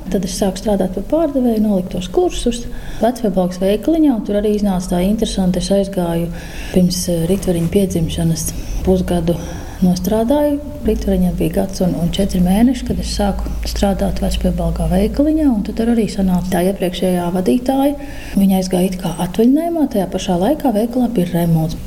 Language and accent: Latvian; Drusti, Vidzeme, Latvia; also born or lived in Lielstraupe; now in Straupe, Latvia; es vienmēr nāku no drustiem no Gatārtas.